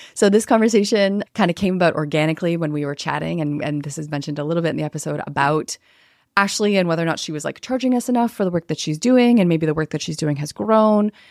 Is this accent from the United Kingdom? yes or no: no; Canada; as a Canadian, so I'm Canadian